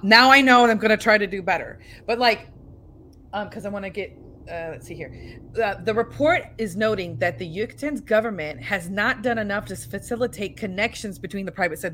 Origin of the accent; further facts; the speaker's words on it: United States; we're from America